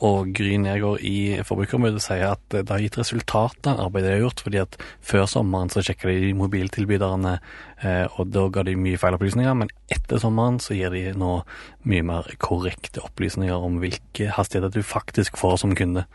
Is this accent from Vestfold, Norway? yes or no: no; Ålgård, Rogaland, Norway; now in Oslo, Norway; jeg søkte hjem til Ålgård, der jeg er fra, da, fra Oslo.